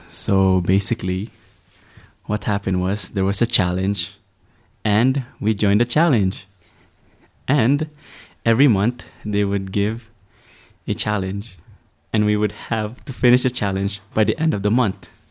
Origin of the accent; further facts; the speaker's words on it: Toronto, Ontario, Canada; I'm from Toronto, Canada.